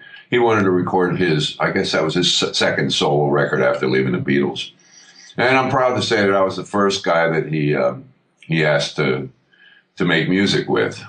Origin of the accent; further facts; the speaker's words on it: Lehighton, Pennsylvania, United States; moved away; also born or lived in New York; I'm a kid from Lehighton, Pennsylvania, a little burg out there in Pennsylvania.